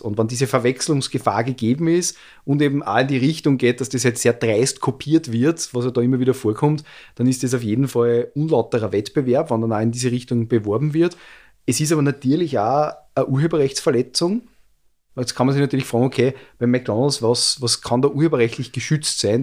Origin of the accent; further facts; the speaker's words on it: Austria; bei uns in Österreich